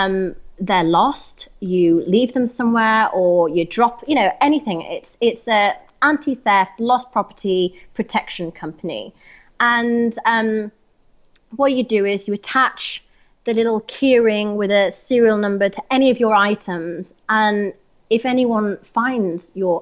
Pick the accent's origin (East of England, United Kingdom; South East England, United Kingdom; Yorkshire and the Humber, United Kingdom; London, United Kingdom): Yorkshire and the Humber, United Kingdom; Harrogate; It's a town called Harrogate in North Yorkshire.